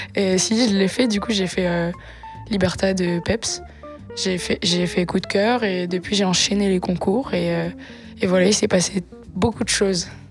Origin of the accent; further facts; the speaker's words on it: Var, Provence-Alpes-Côte d'Azur, France; Var, à une heure de Nice, dans la campagne